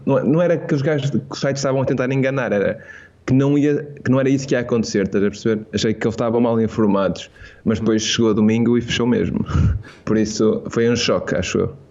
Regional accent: Portugal; eu sou de Portugal

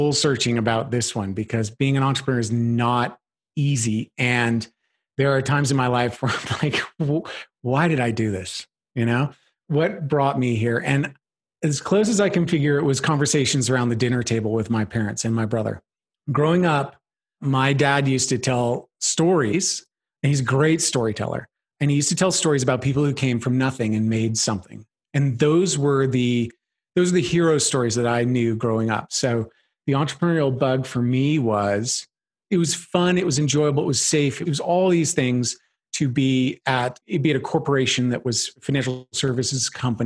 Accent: Tacoma, Washington, United States; moved away as an adult; also born or lived in Colorado; I grew up in Tacoma, Washington

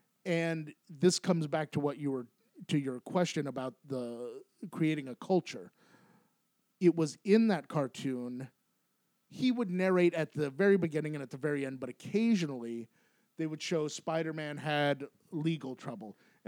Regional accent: Aurora, Colorado, United States; Aurora, Colorado.

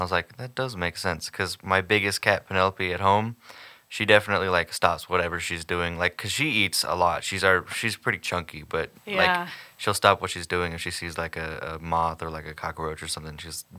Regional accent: Houston, Texas, United States; moved away; Yeah, I'm from the Houston area

